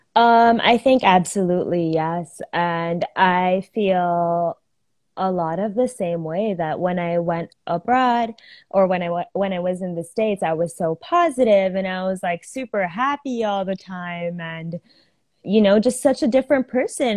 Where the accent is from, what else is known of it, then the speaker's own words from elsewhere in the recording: Philippines; I'm from the Philippines. I've lived in the Philippines my whole life, but I am Indian